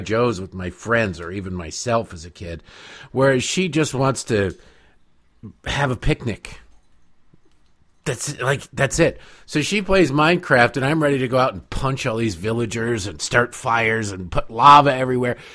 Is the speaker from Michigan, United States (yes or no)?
yes; Detroit, Michigan, United States; moved away as an adult; also born or lived in Washington, D.C.; I grew up in Eastern Michigan, in Detroit